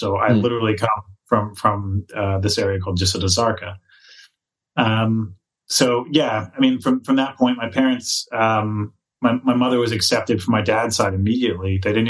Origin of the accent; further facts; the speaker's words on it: Philadelphia, Pennsylvania, United States; also born or lived in Lower Merion, Pennsylvania; Born and raised in Philadelphia.